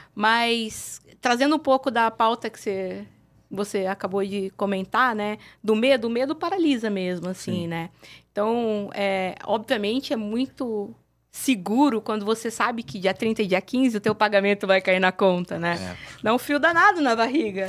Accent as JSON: {"language": "Portuguese", "town": "Mogi Mirim", "region": "São Paulo", "country": "Brazil", "said": "no interior de São Paulo, uma cidade pequena, que é de onde eu venho, a cidade uhum. de Mojimirim."}